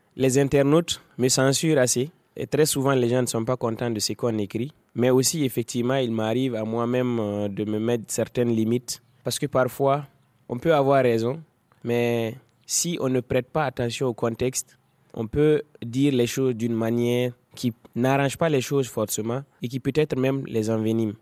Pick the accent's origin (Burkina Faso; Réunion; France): Burkina Faso; Dori, Sahel; J'ai grandi à Dori, dans le Sahel burkinabé.